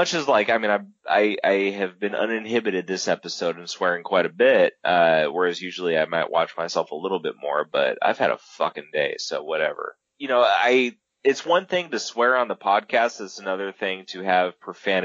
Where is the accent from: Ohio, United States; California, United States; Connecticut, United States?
California, United States; now in Maine, United States; I'm from California.